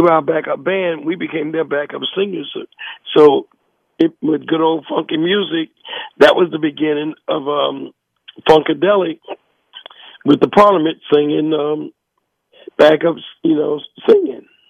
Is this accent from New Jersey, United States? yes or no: yes; New Jersey, United States; also born or lived in North Carolina; I was born in North Carolina, but I was raised in New Jersey.